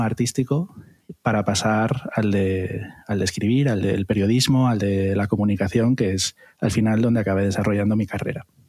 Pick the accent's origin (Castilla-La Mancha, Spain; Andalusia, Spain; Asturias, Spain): Asturias, Spain; Gijón; moved away as an adult; also born or lived in Madrid; nací en Asturias, nací en la maravillosa ciudad de Gijón, y, allí fue donde empecé mi carrera artística, hice el bachillerato artístico